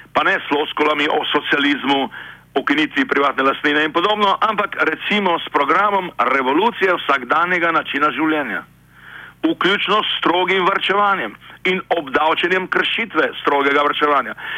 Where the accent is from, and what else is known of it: Slovenia